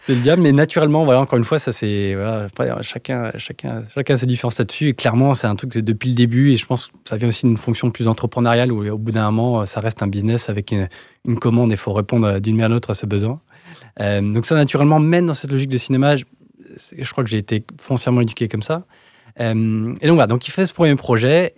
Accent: Paris suburbs, Île-de-France, France; J'ai grandi en banlieue parisienne

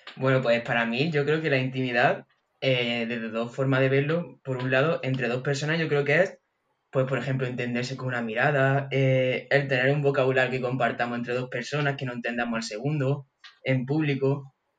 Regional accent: Andújar, Andalusia, Spain; soy de Andújar de Jaén

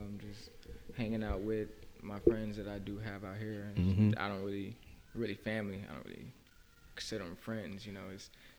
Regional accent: Georgia, United States; also born or lived in Kansas; now in California, United States; I'm originally from Kansas. I moved to Georgia probably about around second, third grade.

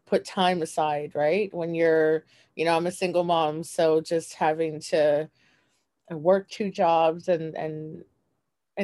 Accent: Toronto, Ontario, Canada; I'm from Toronto, Canada

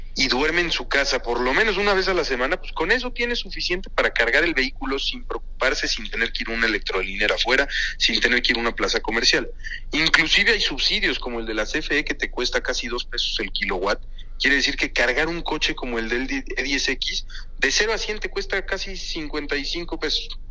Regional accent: Mexico; como mexicano

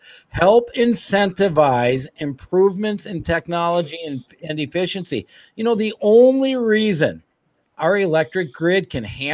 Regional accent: Minnesota, United States; I grew up here in Minnesota

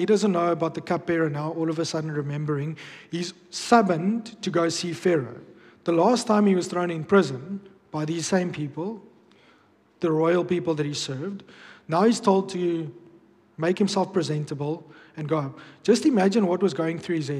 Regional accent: Bloemfontein, Free State, South Africa; moved away; when I grew up back in Bloom

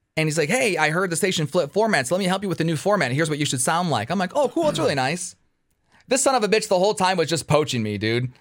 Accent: Detroit, Michigan, United States; I'm from Detroit.

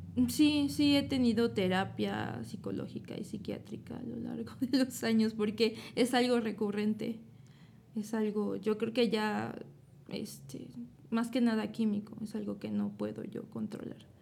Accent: Puebla, Mexico; Soy de aquí, de Puebla

